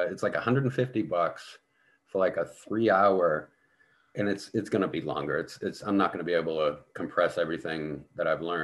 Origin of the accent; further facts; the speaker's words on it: Boston, Massachusetts, United States; now in Indiana, United States; where I grew up in Boston